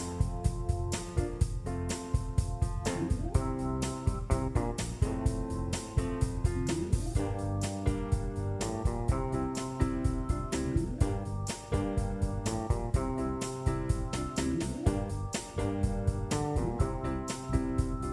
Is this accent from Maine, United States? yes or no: no; Carthage, Texas, United States; now in Dallas, United States; I grew up in East Texas, in a small town of Carthage, Texas.